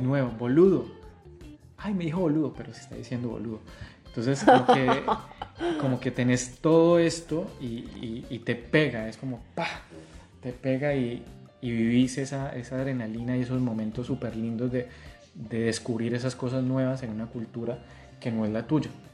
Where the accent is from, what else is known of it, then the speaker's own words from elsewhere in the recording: Tuluá, Valle del Cauca, Colombia; moved away as an adult; also born or lived in Argentina; yo soy de Tuluá